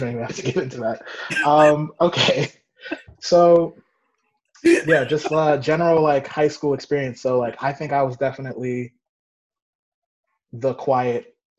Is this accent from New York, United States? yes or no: yes; Mount Vernon, New York, United States; I am 27 years old. I'm from Mount Vernon, New York.